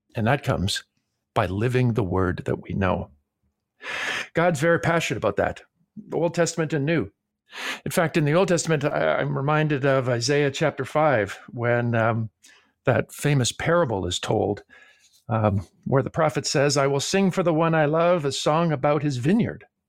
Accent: Toronto, Ontario, Canada; I grew up in Toronto, Canada, so I don't have any accent at all

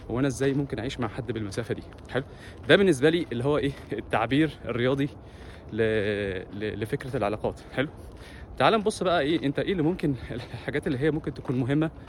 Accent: Egypt; احنا اتربينا انا اتربيت في مصر انا هتكلم عن نفسي مش هتكلم عن حد اتربيت في مصر ان انا بسمع كلام ابويا وامي والاستاذ

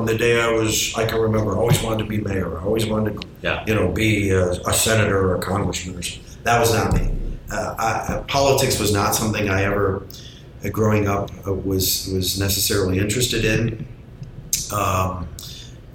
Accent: St. Petersburg, Florida, United States; born or raised there

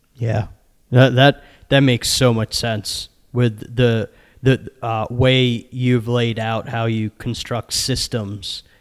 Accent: Maryland, United States; my home state of Maryland

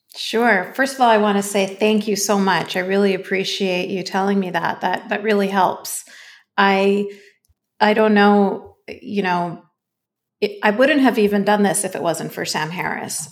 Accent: Canada; I was born and raised in Canada.

